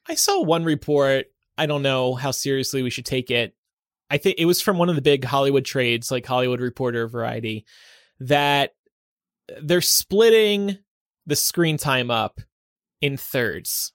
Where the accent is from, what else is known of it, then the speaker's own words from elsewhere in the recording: United Kingdom; I'm actually British.